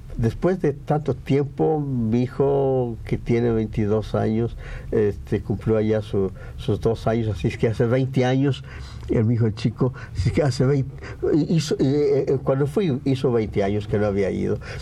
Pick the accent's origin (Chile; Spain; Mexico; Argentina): Mexico; San Gabriel, Jalisco; moved away as an adult; now in Mexico City, Mexico; regresé a mi pueblo al, día, al año siguiente que me vine, en 32